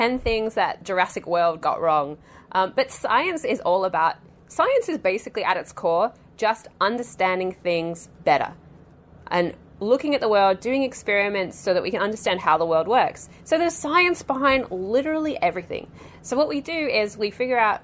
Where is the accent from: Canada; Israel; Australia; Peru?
Australia; moved away as an adult; I'm Australian